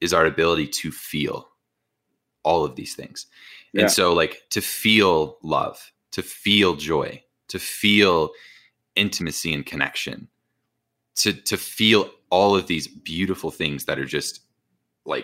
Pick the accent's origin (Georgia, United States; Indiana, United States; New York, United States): Indiana, United States; I'm from Indiana